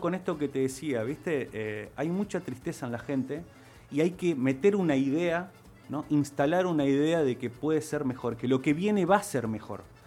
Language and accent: Spanish; Ciudadela, Santa Fe, Argentina; Yo nací en Ciudadela, te diría, precisamente en barrio Esneida, Ajá. Ahí crecí hasta los 13 años